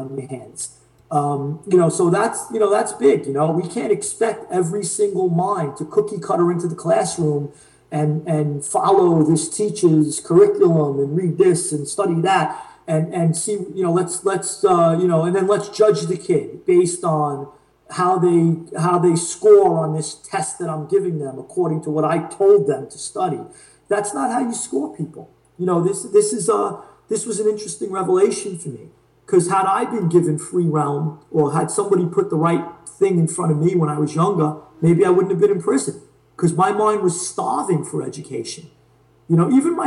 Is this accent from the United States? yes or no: yes; New York City, New York, United States; I grew up in Queens, so Flushing has a huge Chinese population